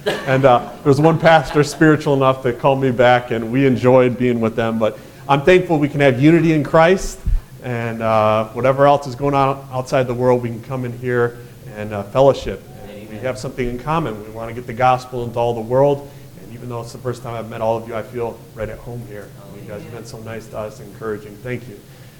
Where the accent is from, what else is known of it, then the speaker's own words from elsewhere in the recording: Michigan, United States; and I'm born and raised in Michigan.